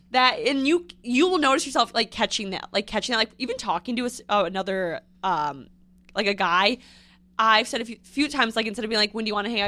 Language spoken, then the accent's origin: English; Northfield, Minnesota, United States; moved away as an adult; also born or lived in North Dakota; now in New York, United States; born there, raised there, and then I went to college in North Dakota, North Dakota State University, and then I moved back to Minnesota, and then now I live in New York.